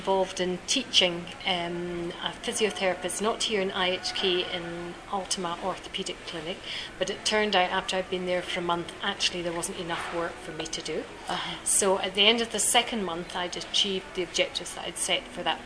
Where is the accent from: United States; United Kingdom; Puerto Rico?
United Kingdom; near Inverness, north of Scotland; moved away as an adult; now in Uganda; We're from Scotland, from the north of Scotland, near Inverness.